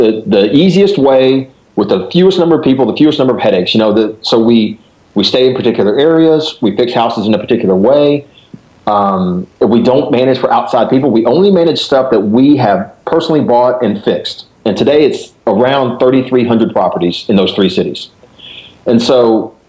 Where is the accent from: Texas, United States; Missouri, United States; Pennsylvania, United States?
Texas, United States; Dallas; now in Memphis, United States; I was born and raised in Dallas. I'm a, you know, whatever, a Texan